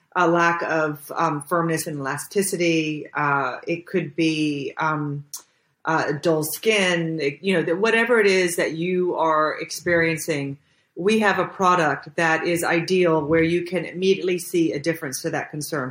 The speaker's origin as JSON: {"language": "English", "town": "Jacksonville", "region": "Florida", "country": "United States", "moved": "as an adult", "lives_now": "Budapest, Hungary", "said": "I'm from Jacksonville, Florida"}